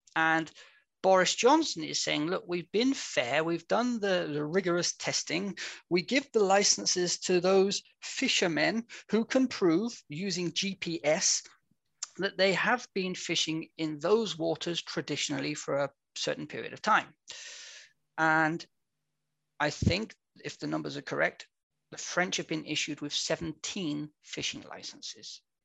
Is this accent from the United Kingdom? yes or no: yes; England, United Kingdom; moved away as an adult; now in Vienna, Austria; I'm an Englishman. Repeat English, not Scottish